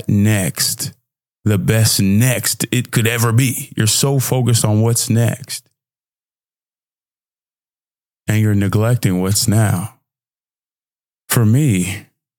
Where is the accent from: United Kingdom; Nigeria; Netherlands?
Nigeria; I'm Nigerian.